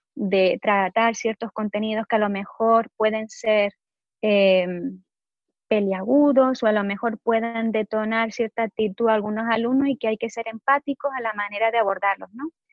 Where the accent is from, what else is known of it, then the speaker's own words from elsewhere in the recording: Gran Canaria, Canary Islands, Spain; moved away as an adult; now in Netherlands; yo soy de Gran Canaria, aunque ahora mismo estoy viviendo en los Países Bajos